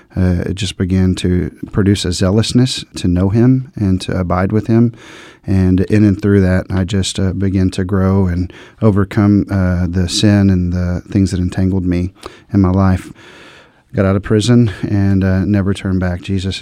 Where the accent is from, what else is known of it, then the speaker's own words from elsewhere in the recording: Dallas, Texas, United States; I grew up in the Dallas-Fort Worth, Texas area. At a young age, I started making really poor decisions